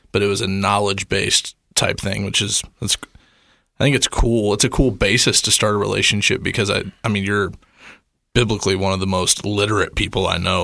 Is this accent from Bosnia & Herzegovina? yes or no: no; the Bible Belt, United States; I grew up kind of in the Bible Belt